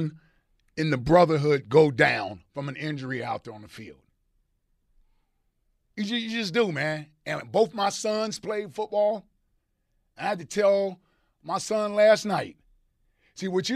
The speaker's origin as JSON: {"language": "English", "town": "Cincinnati", "region": "Ohio", "country": "United States", "tie": "born or raised there", "said": "That's my hometown, as everybody knows. I'm from Cincinnati"}